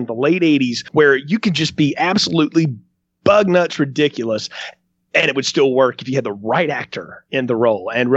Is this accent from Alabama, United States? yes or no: yes; Alabama, United States; the town I grew up in Alabama